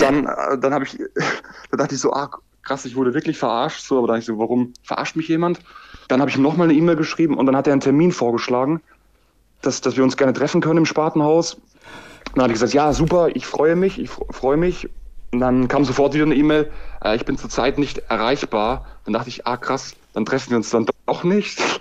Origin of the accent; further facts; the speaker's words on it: Styria, Austria; also born or lived in Graz; now in Jena, Germany; ich bin eigentlich ein Steirer, ein Steirer